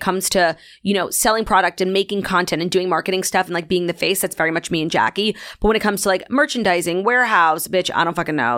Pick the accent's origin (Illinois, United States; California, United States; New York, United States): New York, United States; New York City; also born or lived in Long Island, New York; I grew up in Long Island until the seventh grade